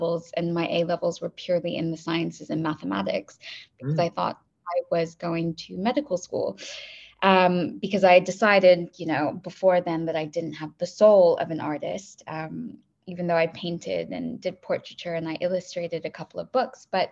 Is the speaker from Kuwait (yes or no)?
yes; Kuwait; also born or lived in Dubai / Bay Area, California; now in London, United Kingdom; I grew up in Kuwait and I'm half Iranian and half Pakistani